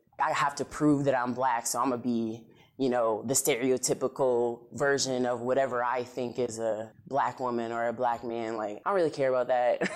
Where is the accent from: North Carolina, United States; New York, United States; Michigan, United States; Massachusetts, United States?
New York, United States; Rochester; now in Florida, United States; I was born in Rochester, New York